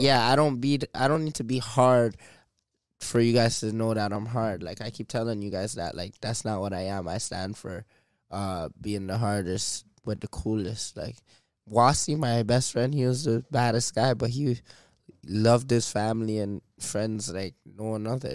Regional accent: Toronto, Ontario, Canada; I'm from Driftwood Court

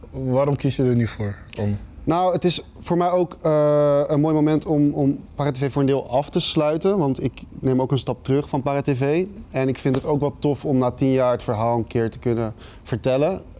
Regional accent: Amsterdam, North Holland, Netherlands; Nee, ik kwam uit Jordaan. Uit het oh. centrum kom ik.

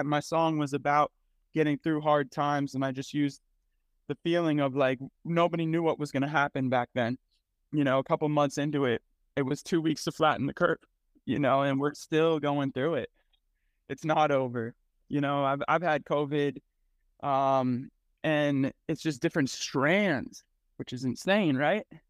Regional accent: Cleveland, Ohio, United States; now in Kansas City, United States; I was born in Cleveland, Ohio

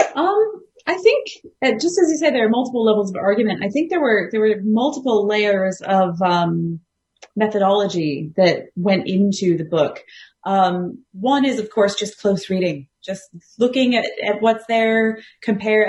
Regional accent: United States; accent: American; moved away as an adult; also born or lived in Arizona / Columbus, Ohio / Galway, Ireland; now in Australia; the accent probably betrays, I, I am American

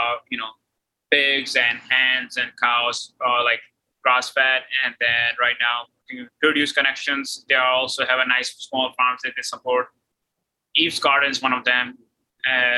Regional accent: Austria; moved away; also born or lived in United Kingdom; I grew up in Austria

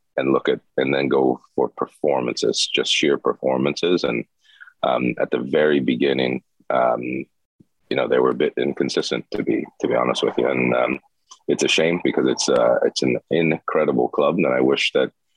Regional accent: Ohio, United States; moved away as an adult; also born or lived in Denmark / Turkey / Liverpool, England; in my hometown, or home state, I should say, hometown didn't have a team, but home state of Columbus

